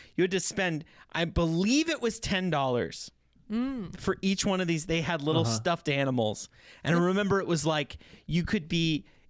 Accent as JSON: {"language": "English", "town": "Pablo", "region": "Montana", "country": "United States", "tie": "born or raised there", "said": "Not no that was in Pablo did not have a that McDonald's Ronan do you know"}